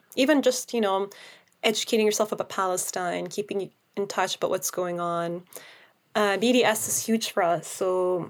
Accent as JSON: {"language": "English", "country": "Canada", "said": "now it's hard to see it as a Canadian because this new law"}